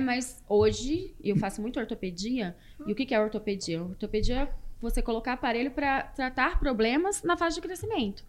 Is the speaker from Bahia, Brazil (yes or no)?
no; Porto Velho, Rondônia, Brazil; also born or lived in Anápolis, Goiás; Eu sou goiana, nasci em Anápolis, mas eu fui criada em Rondônia, em Porto Velho. Meu pai foi para Rondônia quando eu tinha três anos